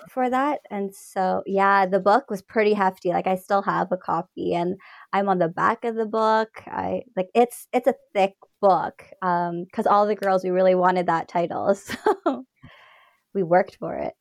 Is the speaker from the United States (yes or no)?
no; Toronto, Ontario, Canada; also born or lived in Scarborough / Mississauga; I was born in Scarborough, raised in Ontario, Toronto, Mississauga